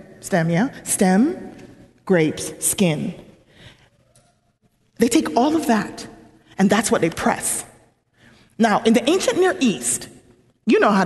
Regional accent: Jamaica; now in United States; I could go back to Jamaica

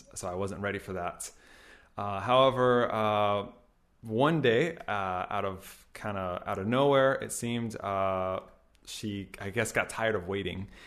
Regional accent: Gainesville, Florida, United States; moved away as an adult; now in Japan; I'm from America. I'm actually from Florida, and I'm 33 years old

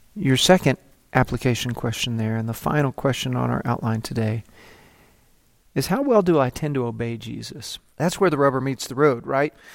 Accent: Texas, United States; I'm just from Texas

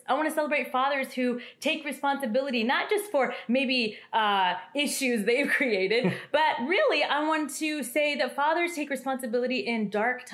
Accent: Kansas, United States; also born or lived in India; I was adopted from India when I was 3 years old, and I grew up in a white family, in a white community in the middle of Kansas

